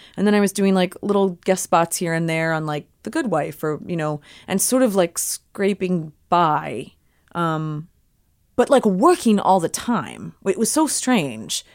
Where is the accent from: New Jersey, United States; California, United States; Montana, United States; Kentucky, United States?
New Jersey, United States; Cherry Hill; I grew up in Cherry Hill, New Jersey